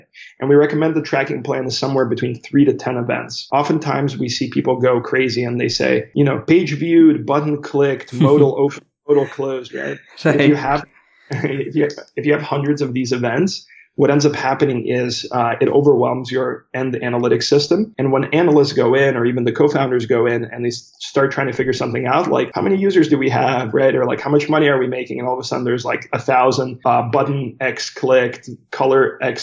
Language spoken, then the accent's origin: English; United States; also born or lived in St. Petersburg, Russia; I emigrated with my family to the United States when I was 7 years old, so in 1996.